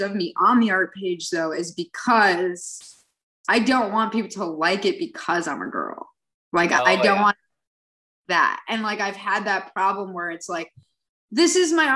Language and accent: English; New York City, New York, United States; I grew up in New York City